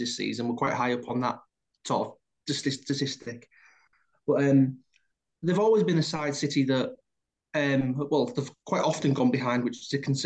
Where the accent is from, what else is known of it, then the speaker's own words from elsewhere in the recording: Hull, Yorkshire and the Humber, United Kingdom; I'm from Hull